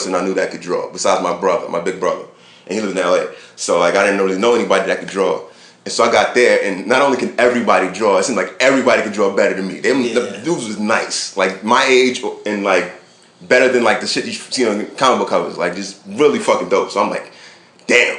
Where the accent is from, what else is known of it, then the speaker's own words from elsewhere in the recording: Brooklyn, New York, United States; also born or lived in California; in my neighborhood where I grew up in Brooklyn in the 80s